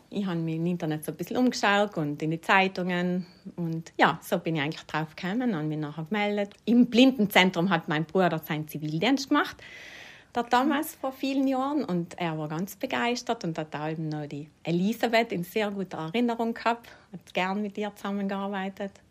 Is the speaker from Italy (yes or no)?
yes; St. Pauls, Trentino-Alto Adige, Italy; now in Bolzano, Italy; Ich komme aus St. Pauls im Überritt. Ich komme von einer landwirtschaftlichen Familie. Also wir haben noch einen Obst- und Weinbau gehabt und jetzt wohne ich in Gries